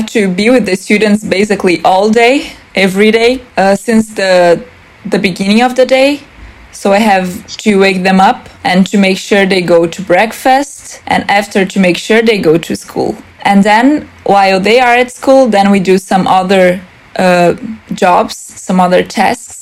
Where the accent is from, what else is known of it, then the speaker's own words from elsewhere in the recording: South Region, Brazil; moved away as an adult; now in Denmark; I am from Brazil. I live in the very south of Brazil